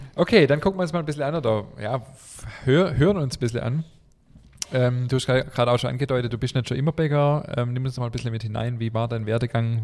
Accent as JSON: {"language": "German", "town": "Stuttgart", "region": "Baden-Württemberg", "country": "Germany", "tie": "born or raised there", "said": "sind der Francesco und ich im gleichen Krankenhaus geboren"}